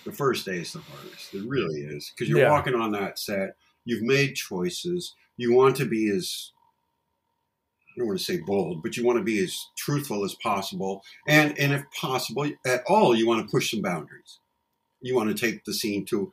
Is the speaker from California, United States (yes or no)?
yes; Los Angeles, California, United States; moved away as an adult; now in Texas, United States; I grew up in LA. I was born and raised in Los Angeles